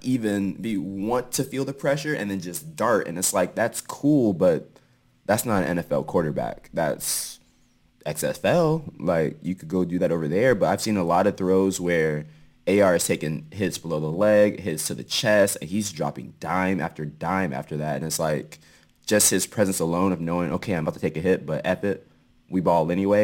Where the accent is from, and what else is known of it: Seattle, Washington, United States